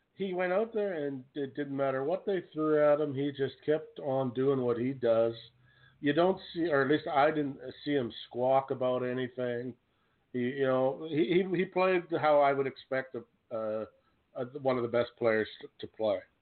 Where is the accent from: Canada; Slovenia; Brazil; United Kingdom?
Canada; I'm from Canada